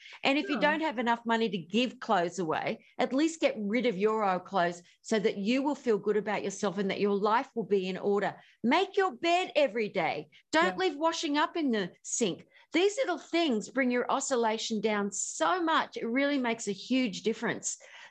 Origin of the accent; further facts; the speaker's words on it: Australia; I'm Australian.